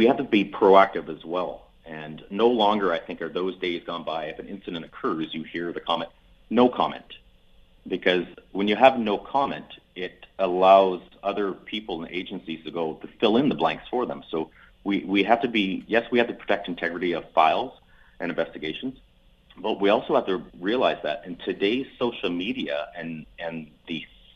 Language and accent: English; Edmonton, Alberta, Canada; my hometown here of Edmonton